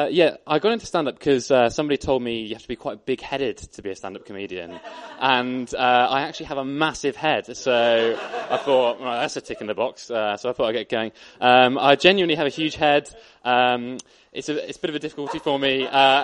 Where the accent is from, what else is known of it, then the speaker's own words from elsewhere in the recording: Bath, South West England, United Kingdom; moved away as an adult; now in Bristol, United Kingdom; I was born in Bath, grew up there, went to school there, and then I came to Bristol.